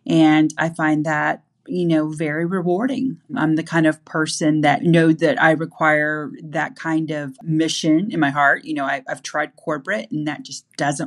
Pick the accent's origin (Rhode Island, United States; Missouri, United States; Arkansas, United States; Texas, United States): Arkansas, United States; Fort Smith; moved away; also born or lived in Bentonville, Arkansas; I was raised in Fort Smith, Arkansas, and have a true love for the entire state. I've moved back to Arkansas twice